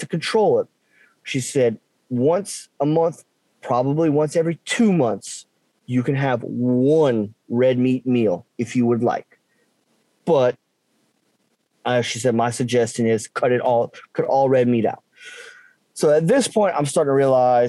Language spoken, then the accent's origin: English; South Louisiana, United States; growing up in South Louisiana, we have some type of meat protein every, at least every night for supper